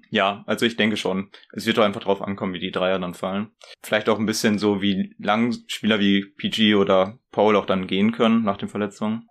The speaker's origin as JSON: {"language": "German", "town": "Ibbenbüren", "region": "North Rhine-Westphalia", "country": "Germany", "said": "ich komme aus Ippenbüren. Wer das kennt, Shoutout an dich. das liegt so Osnabrück-Münsterland mäßig"}